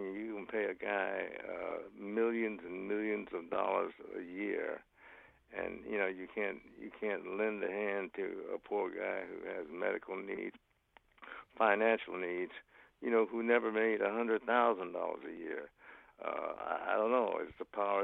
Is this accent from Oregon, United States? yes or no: yes; Portland, Oregon, United States; moved away as an adult; I was came from Portland, Oregon